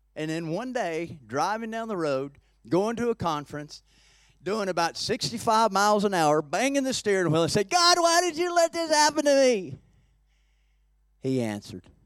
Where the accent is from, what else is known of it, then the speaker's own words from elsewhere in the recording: Peachtree City, Georgia, United States; by a lake in my hometown, in, in Peachtree City where I live now